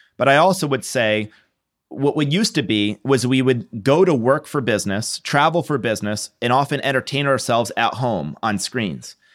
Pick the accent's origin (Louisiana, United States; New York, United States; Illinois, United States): New York, United States; moved away; I'm from New York. My family's in New York